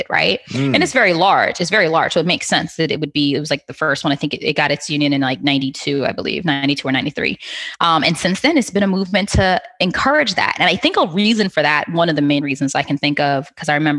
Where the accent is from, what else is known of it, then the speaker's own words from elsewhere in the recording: Trinidad & Tobago; accent: Trinidad voice; being Trinidadian, it kind of helps a bit, because our secret weapon is partying